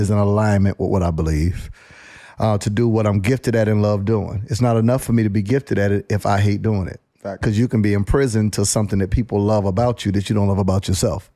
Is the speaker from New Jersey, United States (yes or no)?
no; Panama City, Florida, United States; I grew up in Panama City, Florida. Very small town